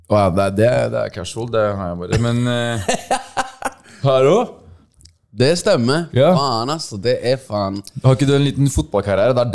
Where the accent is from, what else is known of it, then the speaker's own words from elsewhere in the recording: Stavanger, Rogaland, Norway; now in Oslo, Norway; Jeg er fra Stavanger, men jeg bor jo, så jeg har bodd i Oslo i fem år.